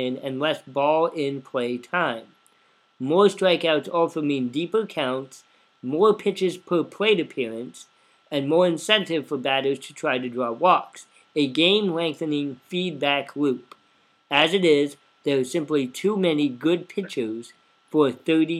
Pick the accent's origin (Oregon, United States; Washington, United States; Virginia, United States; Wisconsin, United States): Oregon, United States; now in Champaign, United States; growing up in Oregon in the 90s